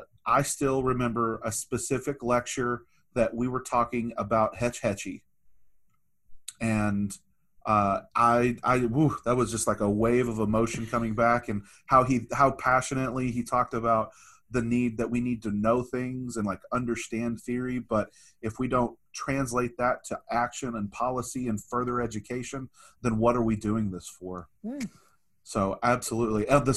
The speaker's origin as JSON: {"language": "English", "town": "Archer City", "region": "Texas", "country": "United States", "tie": "born or raised there", "said": "my hometown, Archer City."}